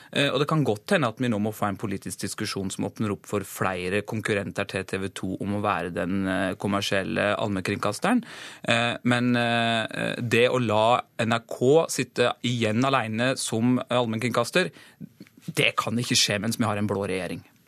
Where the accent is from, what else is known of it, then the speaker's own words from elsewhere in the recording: Gjerstad, Agder, Norway; Heimbygda mi i Gjerstad det er Abelkommunen